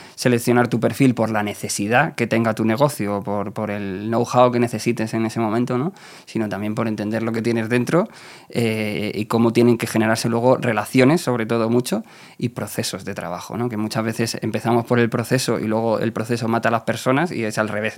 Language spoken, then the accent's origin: Spanish; Leganés, Community of Madrid, Spain; yo vengo de Leganés, y soy chico de barrio